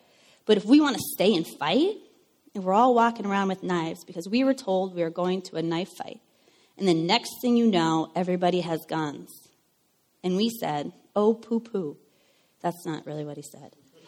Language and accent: English; Minnesota, United States; now in Los Angeles, United States; I grew up in Minnesota